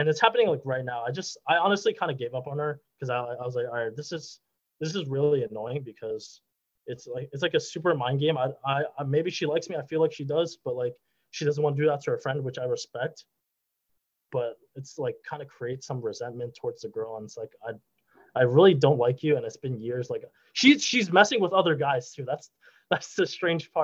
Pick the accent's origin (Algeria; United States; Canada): United States; New York City, New York; I was a Brooklyn dude